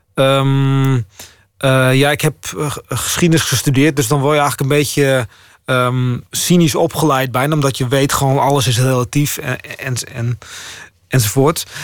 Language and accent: Dutch; Friesland, Netherlands; also born or lived in Groningen; Ik ben ook Fries